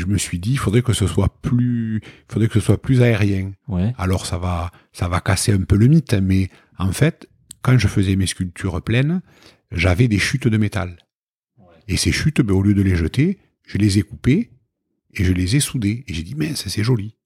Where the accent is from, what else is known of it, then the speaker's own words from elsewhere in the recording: Toulouse, Occitania, France; on est toulousain